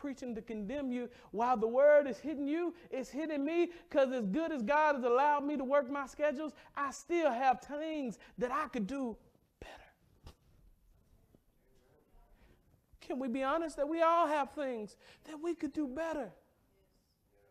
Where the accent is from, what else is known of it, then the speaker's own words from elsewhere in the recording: the South, United States; I'm from the South.